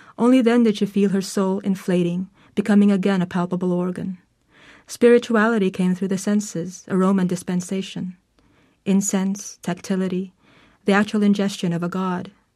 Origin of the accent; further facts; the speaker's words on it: Manila, Metro Manila, Philippines; I was born in Manila.